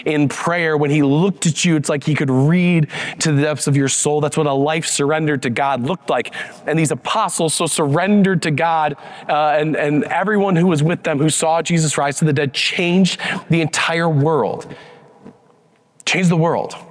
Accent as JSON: {"language": "English", "town": "Wheaton", "region": "Illinois", "country": "United States", "tie": "born or raised there", "also_born_or_lived": "Chicago, Illinois", "moved": "as an adult", "lives_now": "Denver, United States", "said": "I grew up in Wheaton, Illinois"}